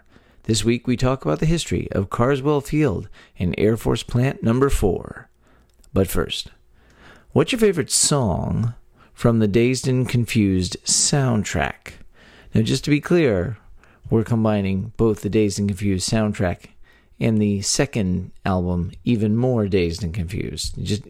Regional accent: Texas, United States; We're three friends born and raised in the Lone Star State

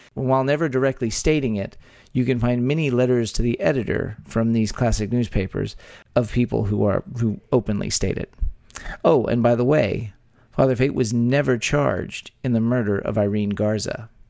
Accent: Texas, United States; by Texans, where three friends born and raised in the Lone Star State

